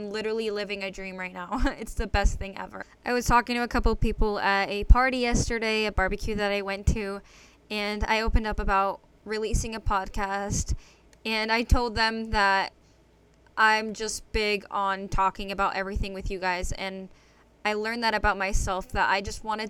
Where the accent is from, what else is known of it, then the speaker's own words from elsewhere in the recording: Connecticut, United States; I was born and raised in Connecticut